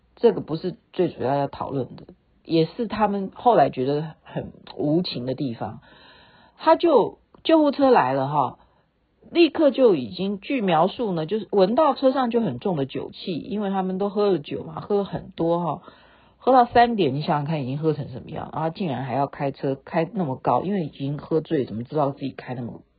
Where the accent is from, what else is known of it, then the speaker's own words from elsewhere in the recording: Taiwan; now in Seattle, United States; 我们台湾人